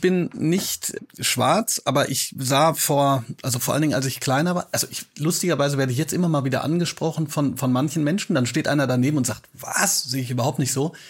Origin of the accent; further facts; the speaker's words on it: Hagen, North Rhine-Westphalia, Germany; moved away; also born or lived in Bochum; ich trage ja sozusagen auch noch ein bisschen Liebe äh, für meine Heimat. Ich weiß nur, ich bin immer von Bochum nach Hagen gefahren